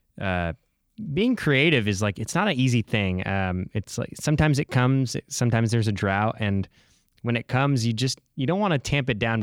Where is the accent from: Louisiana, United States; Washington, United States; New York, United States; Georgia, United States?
Washington, United States; Seattle; I grew up in Seattle